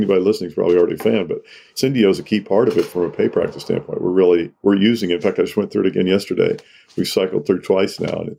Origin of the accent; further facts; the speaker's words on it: the South, United States; My story is that I grew up in the South. My parents were very progressive.